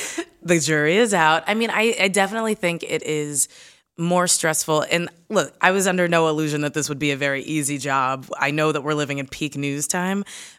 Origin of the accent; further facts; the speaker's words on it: Kentucky, United States; I'm from Kentucky. We definitely had, you know, books that said there was a such thing as benevolent slavery.